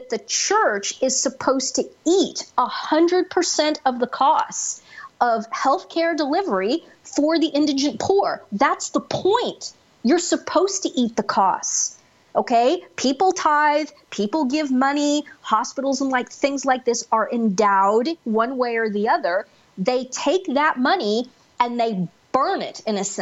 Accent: United States; where I grew up outside of Kansas City

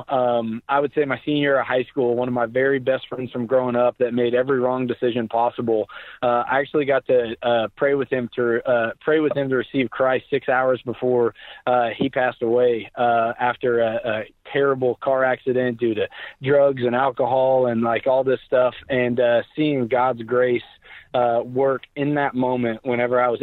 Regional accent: Tulsa, Oklahoma, United States; I was born and raised in Tulsa, Oklahoma

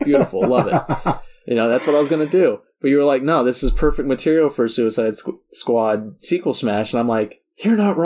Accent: United States; I'm American.

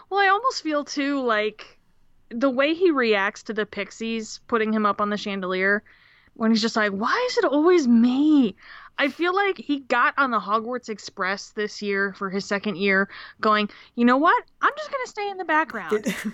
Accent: Australia; from Australia.

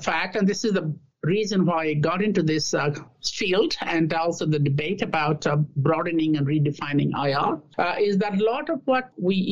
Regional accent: India; also born or lived in Australia / Canada / Singapore / United Kingdom; now in United States; I was born in India

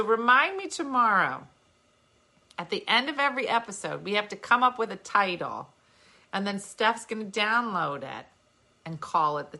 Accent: New Jersey, United States; we're from Jersey

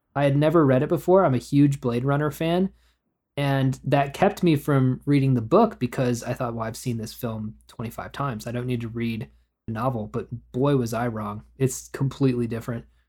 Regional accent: Oklahoma, United States; I grew up in Oklahoma where the roads are empty most of the time

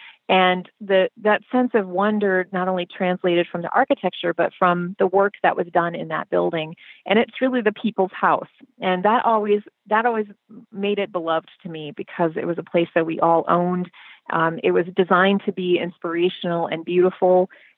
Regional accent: Illinois, United States; And we come from Illinois. We come from the heritage of Daniel Burnham

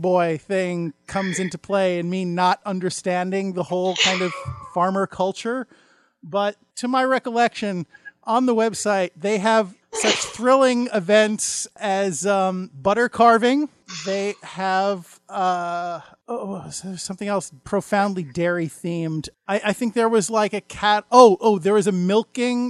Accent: New York area, United States; growing up in the New York area

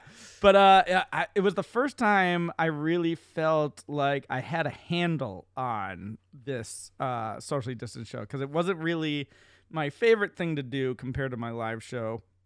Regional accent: Central Massachusetts, United States; my hometown in Central Mass

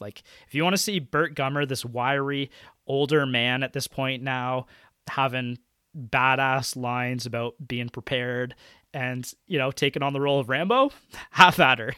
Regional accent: Canada; as a Canadian

